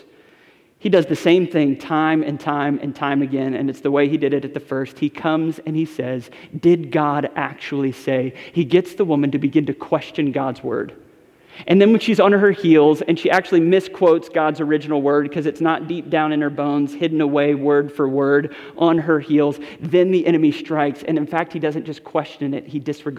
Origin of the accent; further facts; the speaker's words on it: Westport, Connecticut, United States; the house I grew up in Westport, Connecticut